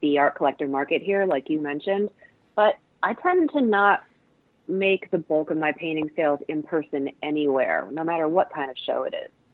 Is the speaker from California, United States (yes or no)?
no; Cleveland, Ohio, United States; moved away as an adult; also born or lived in East Coast; now in Pacific Northwest, United States; Cleveland, where I grew up